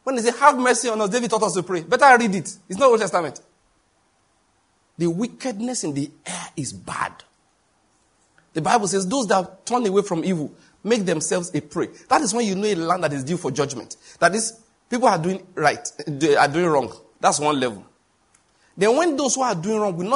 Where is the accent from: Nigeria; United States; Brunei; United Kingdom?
Nigeria; I'm a Nigerian